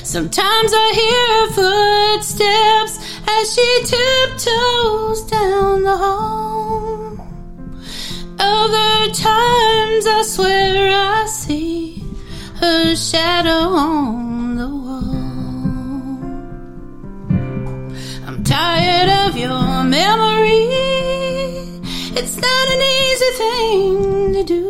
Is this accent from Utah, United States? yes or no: no; Tennessee, United States; I became... a Tennessee girl. I grew up here, and it's just in my accent, and it's not going away